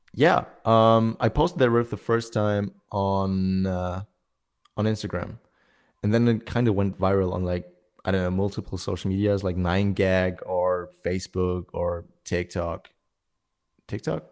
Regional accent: Germany; I'm in Germany, uh, my hometown

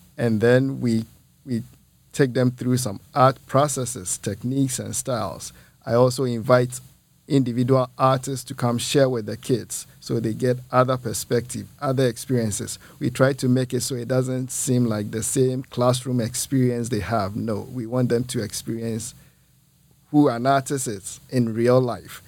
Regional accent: Ghana; moved away as an adult; also born or lived in Muncie, Indiana; now in Peoria, United States; I'm originally from Ghana. Ghana is in West Africa.

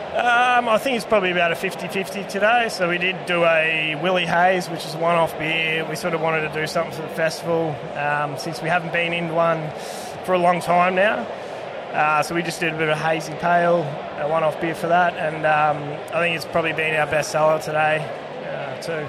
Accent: near Swan Hill, Kerang, northern Victoria, Australia; I come from up up north country, a lot of lager drinkers there.

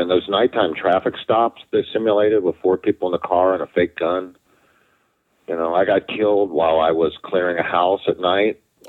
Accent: Wyoming, Ohio, United States; I was born in Wyoming, and my wife and I still live in Wyoming.

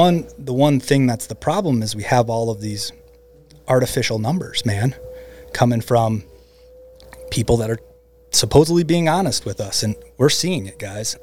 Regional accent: Midwest, United States; You know, the fields where I grew up in the Midwest, they used to turn over every year.

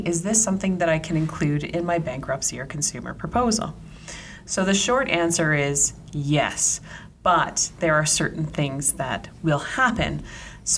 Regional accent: Ontario, Canada; moved away; I'm originally from Ontario

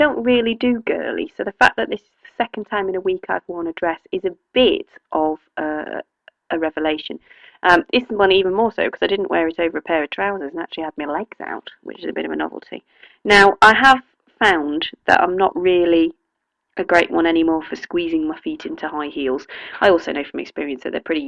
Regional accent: Oxfordshire, South East England, United Kingdom; I'm from Oxfordshire, and I grew up at school and went to a school that had a maypole

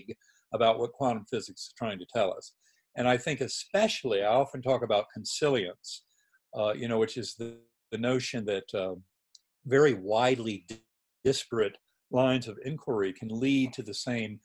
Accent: North Carolina, United States; moved away; also born or lived in Boston; I'd been taught in a Methodist church growing up in North Carolina

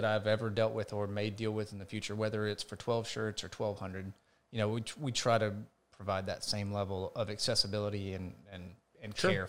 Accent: Homer, Georgia, United States; And when we moved to the location where I grew up in Homer, Georgia, her office was located in the back room of the house.

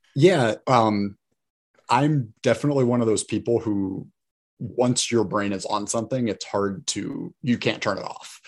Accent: Fort Wayne, Indiana, United States; growing up in Fort Wayne my whole life

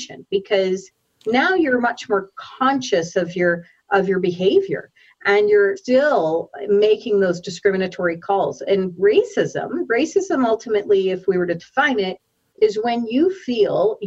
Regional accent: Saskatoon, Saskatchewan, Canada; now in Calgary, Canada; I'm born and raised actually in Saskatoon, Saskatchewan, and moved to Calgary

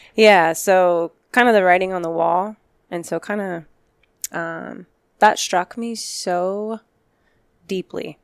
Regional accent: Glendale, Arizona, United States; I grew up in Glendale

